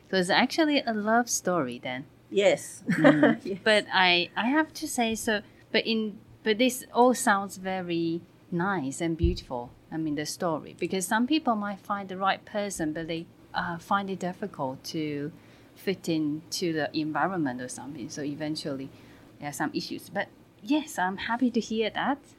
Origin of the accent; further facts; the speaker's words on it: Melbourne, Victoria, Australia; also born or lived in Hong Kong; then I just spent the rest of my time growing up in Melbourne.